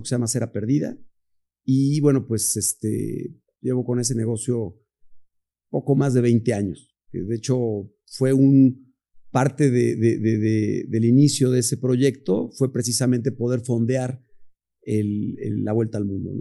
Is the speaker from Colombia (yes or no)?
no; Puebla, Mexico; orgullosamente poblano, quiero decir, estoy enamorado de, mi ciudad